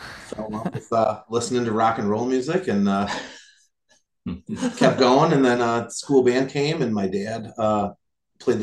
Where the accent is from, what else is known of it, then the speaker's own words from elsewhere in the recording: Bay City, Michigan, United States; I'm originally from Bay City